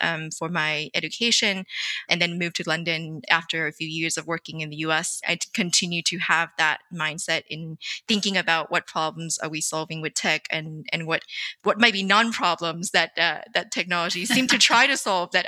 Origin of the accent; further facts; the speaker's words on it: Vietnam; I grew up in Vietnam in the 90s